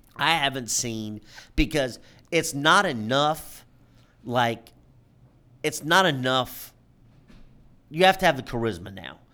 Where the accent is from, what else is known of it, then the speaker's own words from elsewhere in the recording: New York City, New York, United States; We come from Harlem, New York